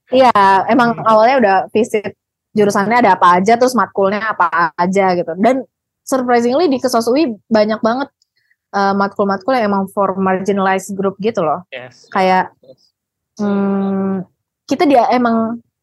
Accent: Serang, Banten, Indonesia; di kota gue lah di kota Serang

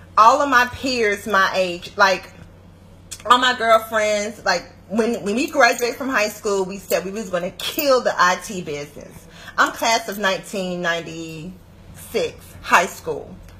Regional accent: Atlanta, Georgia, United States; moved away; also born or lived in Washington, D.C. metropolitan area (DMV); I'm originally from Atlanta. Um, I lived in DMV, DC, Maryland, Virginia for 11 years, but I'm a peach by nature.

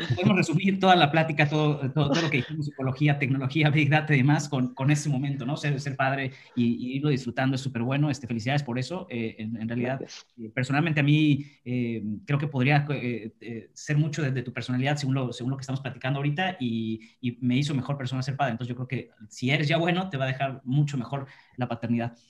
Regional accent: Mexico; moved away; Jorge y yo somos mexicanos

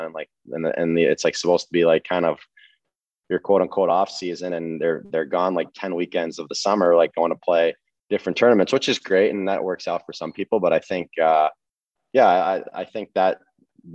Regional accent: New Jersey, United States; I'm from New Jersey

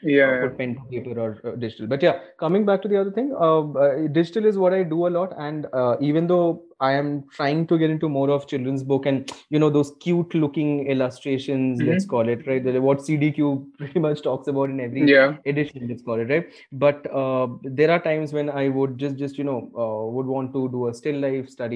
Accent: India; an Indian kid, right? Like growing up in India, middle class

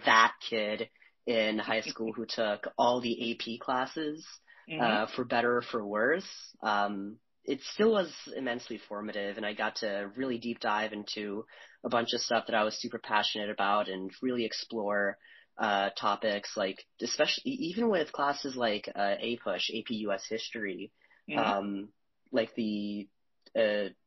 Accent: Chicago, Illinois, United States; I'm from the Chicagoland area

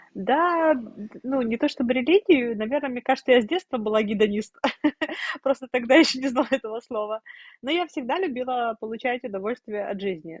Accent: Sevastopol, Ukraine; moved away as an adult; Я росла в Севастополе, я 22 года прожила в Севастополе

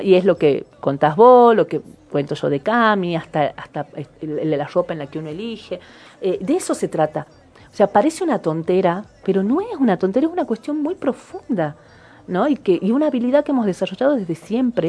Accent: Argentina; nosotros como argentinos

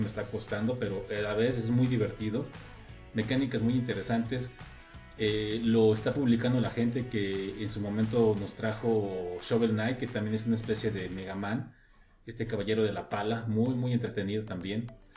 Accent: Mexico; en su momento llegué a ver las aventuras de Fly en México, ah. cuando pues, estaba más joven

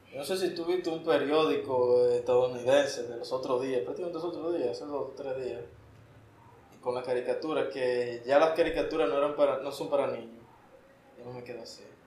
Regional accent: Dominican Republic; nosotros somos dominicanos

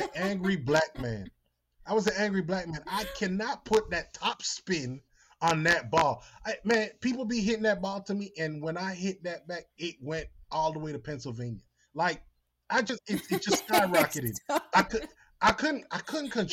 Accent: Jamaica; now in United States; I'm Jamaican

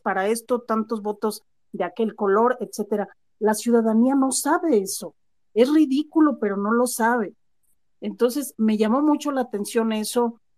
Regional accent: Mexico; que mi existencia como mexicana valga

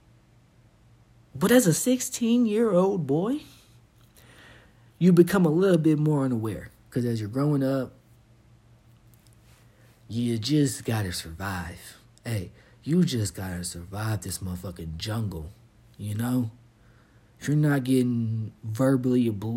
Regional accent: Fort Knox, Kentucky, United States; moved away as an adult; I'm from Kentucky. I'm from the South. I grew up on Fort Knox.

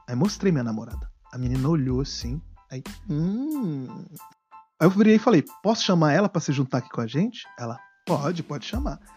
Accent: Brasília, Federal District, Brazil; somos de Brasília

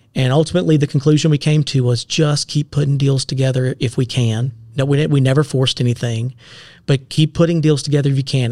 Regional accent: Seneca, South Carolina, United States; also born or lived in Clemson, South Carolina / Greenville, South Carolina; I'm born and raised in Seneca.

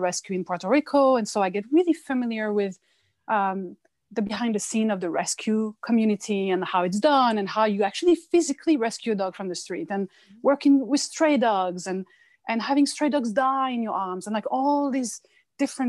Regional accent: France; now in United States; I come from France

